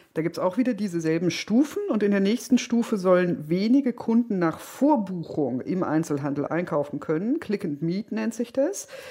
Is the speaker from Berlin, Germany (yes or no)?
yes; Berlin, Germany; als Berlinerin